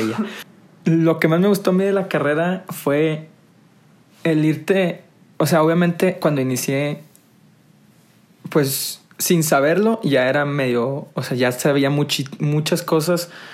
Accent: Monterrey, Nuevo León, Mexico; yo soy originario de Monterrey, 100% regio

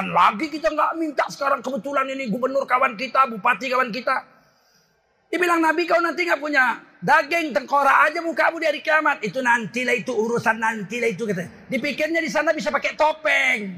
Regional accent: Medan, North Sumatra, Indonesia; Kita ini orang Medan, datang nampak hidung. Pulang nampak punggung. Assalamualaikum, balik kanan terus. Kita bukan orang Jawa.

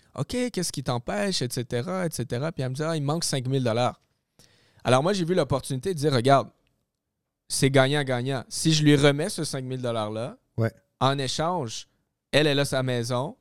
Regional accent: Gatineau, Quebec, Canada; moved away as an adult; now in Laval, Canada; je suis déménagé de ma ville natale, Gatineau, Ottawa, et je suis rendu euh, dans le coin de Laval.

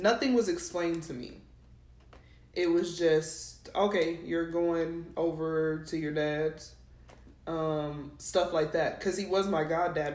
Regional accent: New Mexico, United States; moved away; also born or lived in Texas; I'm not from Texas, y'all. I'm from New Mexico

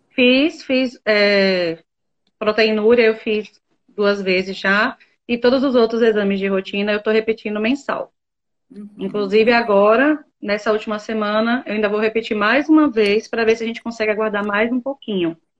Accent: southern Bahia, Brazil; Eu sou daqui do sul da Bahia. Guararema é o nome da minha cidade

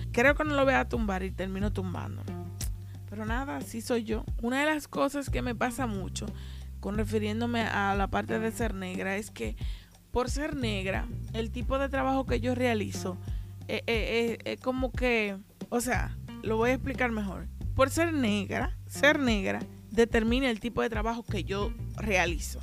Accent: Haina, San Cristóbal, Dominican Republic; now in Santo Domingo, Dominican Republic; yo nací y me crié allá, no significa que yo conozca Jaina completo

